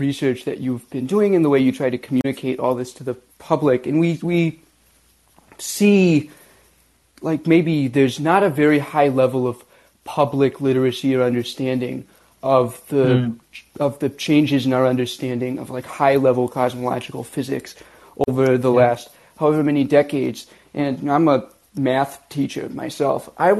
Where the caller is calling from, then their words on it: Philadelphia, Pennsylvania, United States; Good afternoon, everybody. I'm calling from Philadelphia, Pennsylvania.